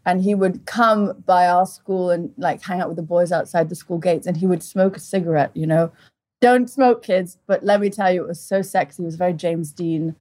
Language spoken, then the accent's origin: English; Portugal; moved away; also born or lived in England; I grew up in Portugal. At one and a half, my mother took us to Portugal, my brother and I. My brother's two and a half, and we lived there for 17 years